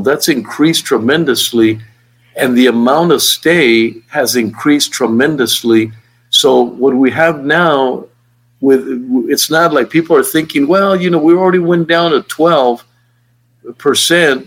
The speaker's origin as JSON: {"language": "English", "town": "El Paso", "region": "Texas", "country": "United States", "said": "I'm from El Paso"}